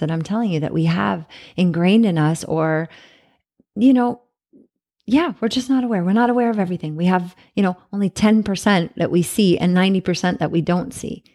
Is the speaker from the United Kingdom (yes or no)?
no; Canada; moved away; I'm from Canada